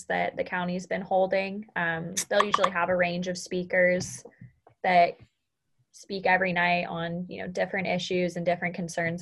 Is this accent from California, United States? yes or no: yes; Southern California, United States; moved away as an adult; now in Chico, United States; I've only ever grown up in California and moving to Northern California from initially growing up in SoCal most of my life